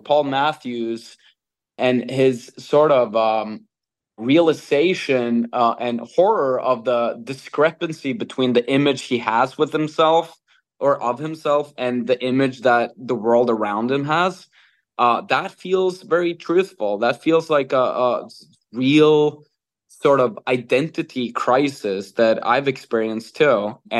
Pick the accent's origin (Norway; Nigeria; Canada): Norway; English is a second language; Well, I'm born and raised in Norway, that has which is a welfare state.